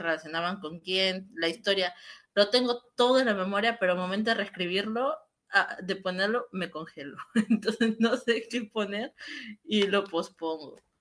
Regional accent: Peru; en mi país, en Perú

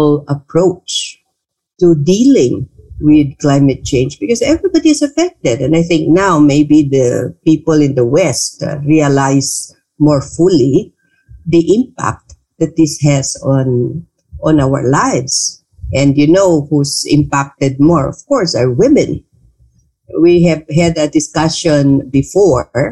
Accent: Bangsamoro Autonomous Region in Muslim Mindanao, Philippines; now in Manila, Philippines; I come from the Bangsamoro Autonomous Region of Muslim Mindanao

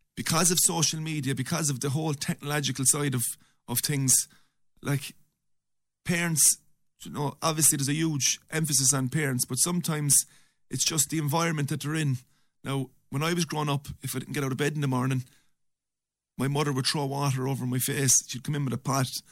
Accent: Limerick, Munster, Ireland; I was from the Tomac area

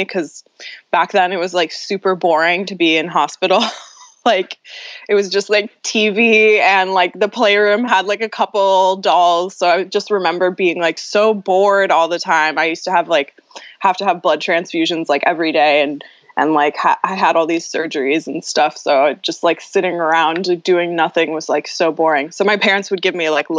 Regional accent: Los Angeles, California, United States; I grew up in Venice, California, which is in Southern California

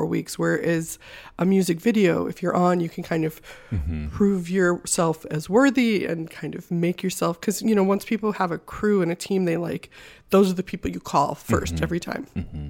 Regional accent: Midwest, United States; also born or lived in Wisconsin; now in Los Angeles, United States; so I moved out here with no plan from Wisconsin. I just knew I was going to move to LA or New York, and I'm from the Midwest, so I was done with snow.

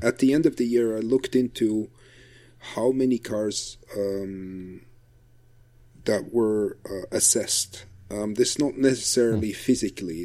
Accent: Flanders, Belgium; English is a second language; in Belgium, we're lucky because we're we're such a small country

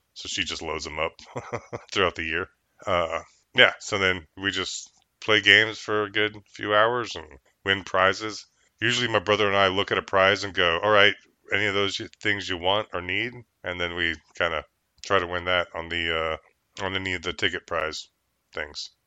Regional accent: New York, United States; I'm New York. I'm a New Yorker

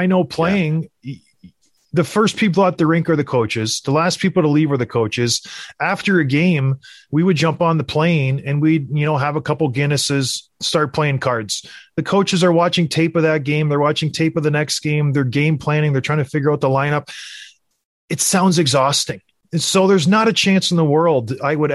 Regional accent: Edmonton, Alberta, Canada; I was born in Edmonton

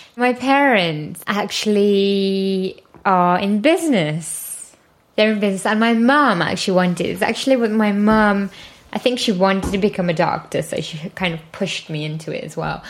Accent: Leicester, East Midlands, United Kingdom; moved away as an adult; also born or lived in London; Well, I'm from London. Well, actually, Leicester, which is 100 miles away from London

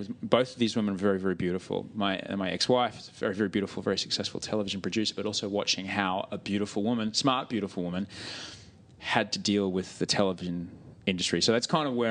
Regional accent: Brisbane, Queensland, Australia; I grew up in Brisbane

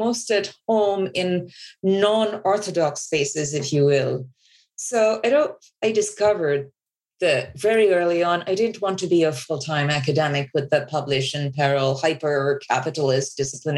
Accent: Bangladesh; I grew up in Bangladesh

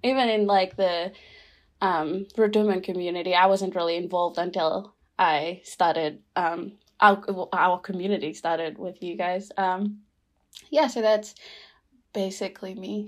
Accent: Rotuma, Fiji; now in Christchurch, New Zealand; I'm from Rotuma

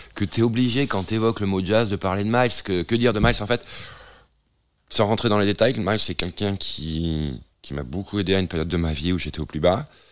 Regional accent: the South-West, south-west France, France; je suis originaire du Sud-Ouest

